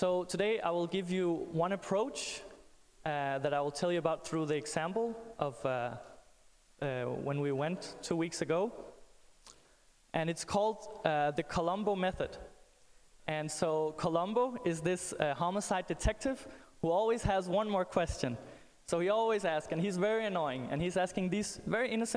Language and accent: English; Denmark; I'm from Denmark